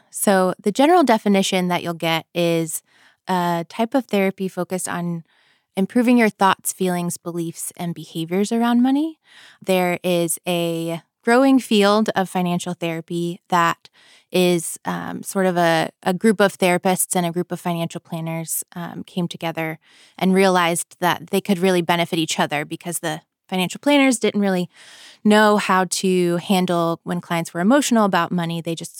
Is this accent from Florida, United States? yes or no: yes; Florida, United States; I grew up in Florida. I grew up lower middle class, I would say.